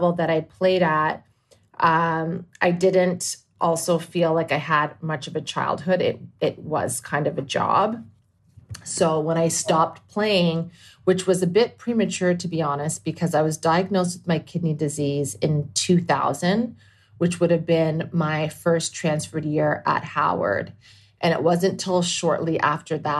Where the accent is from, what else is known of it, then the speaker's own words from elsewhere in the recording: Toronto, Ontario, Canada; moved away as an adult; also born or lived in Indiana / Washington, D.C.; So growing up in Toronto, which is obviously kind of a cultural melting pot